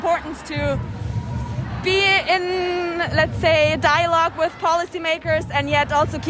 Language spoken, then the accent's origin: English; Germany; I am from Germany